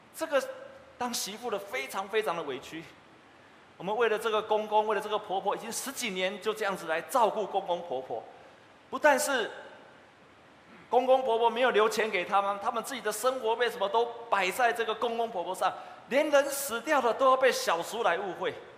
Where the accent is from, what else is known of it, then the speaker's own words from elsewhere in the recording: Taiwan; 我们台湾人北部的台湾人